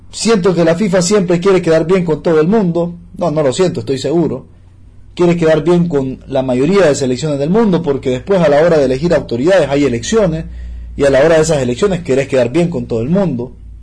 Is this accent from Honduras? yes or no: yes; Honduras